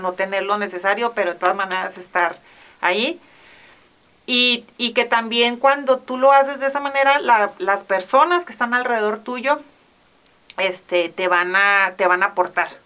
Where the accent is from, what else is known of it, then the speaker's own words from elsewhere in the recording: Mexico; como mexicanos también tenemos